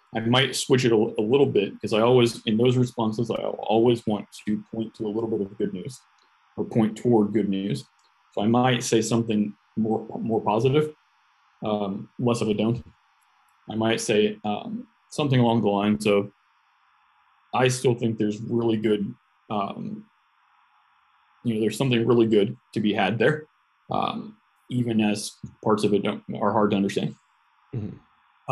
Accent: United States; as an American, especially, um, I was raised on a steady diet of independence

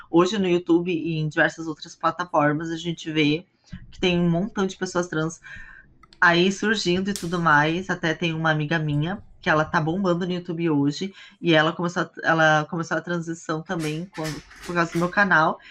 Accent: Brazil; moved away as an adult; also born or lived in Hong Kong / China / Thailand / South Korea; eu saí do Brasil, tava com 23 para 24.

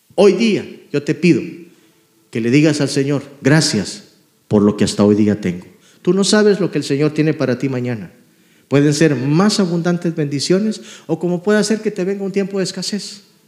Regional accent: Guatemala; moved away; Yo vengo de Guatemala, crecí pobremente.

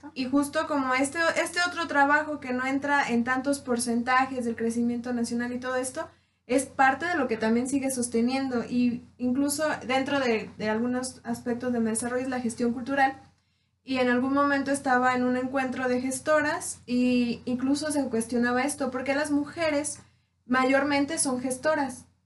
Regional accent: Tierra Caliente, Mexico; yo soy de Tierra Caliente

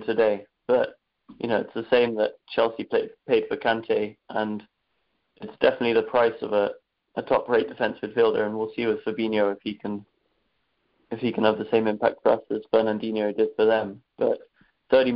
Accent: Dublin, Leinster, Ireland; accent: strong Irish brogue; You can tell by my accent that I'm Irish, a very strong Irish brogue. Growing up in Dublin

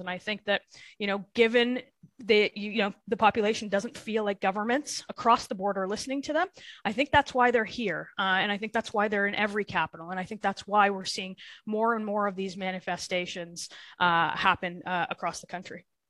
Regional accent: Thornhill, Ontario, Canada; I'm from Thornhill, which is a riding just north of uh, of Toronto, but a very very typical GTA uh, uh, riding. I've I grew up there.

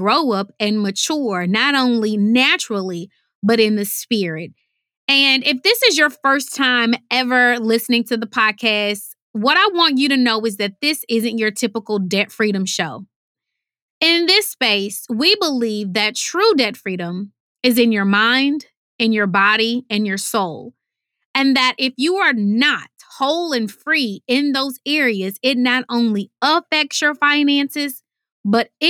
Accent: Houston, Texas, United States; I'm from Houston, Texas, and we say, y'all, which means you all.

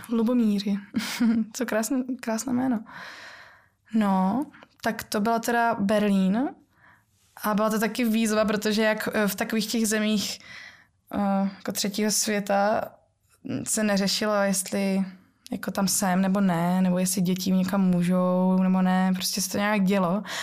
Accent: Ostrava, Moravian-Silesian Region, Czechia; já pocházím z Ostravy, kde se ještě jako m- babička trochu po našemu mluví a ta polština to tam ovlivňuje

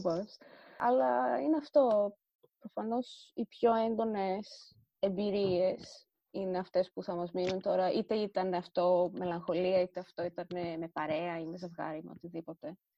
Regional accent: Thessaloniki, Central Macedonia, Greece; also born or lived in Rethymno (ancestry); η πόλη μου να είναι ανοιχτή προς άτομα LGBTQIA

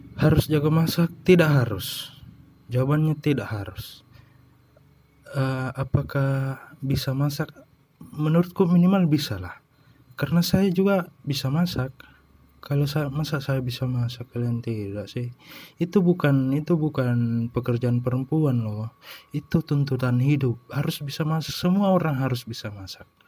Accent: Indonesia; kita orang Indo

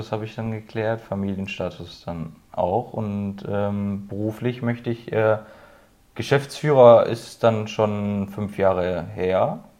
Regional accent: Herdecke, North Rhine-Westphalia, Germany; bei uns in Herdecke

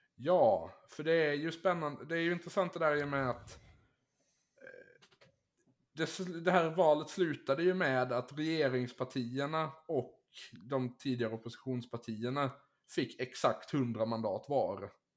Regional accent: Finland; som finlandssvensk

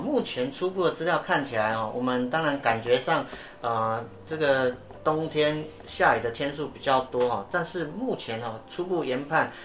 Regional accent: Yilan County, Taiwan; 我的老家宜兰

